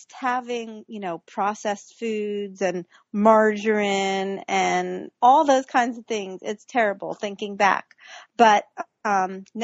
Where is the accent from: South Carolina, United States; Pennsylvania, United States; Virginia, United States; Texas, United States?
Virginia, United States; I grew up in Virginia